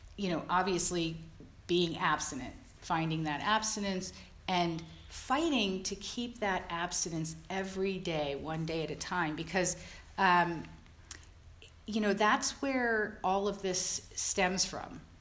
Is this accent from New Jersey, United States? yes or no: yes; Jersey Shore, New Jersey, United States; I grew up on the East Coast, uh, in the Jersey Shore